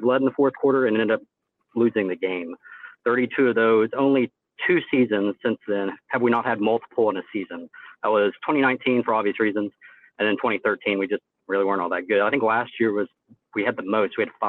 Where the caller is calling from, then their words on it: Houston, Texas, United States; Calling from Houston.